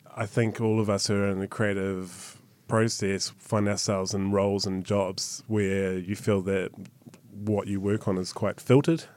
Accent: New Zealand; being a New Zealander

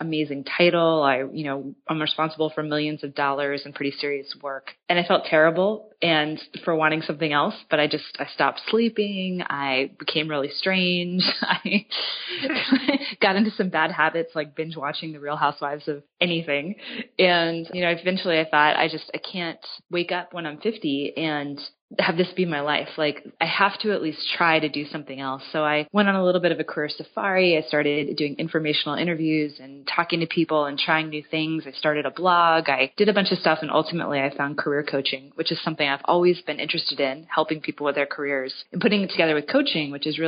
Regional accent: Virginia, United States; also born or lived in Geneva, Switzerland; I grew up on the East Coast in Virginia, just outside of D.C.

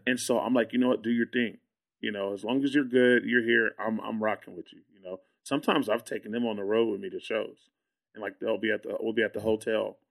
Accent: Austin, Texas, United States; I'm from Austin. Like, I live in Austin.

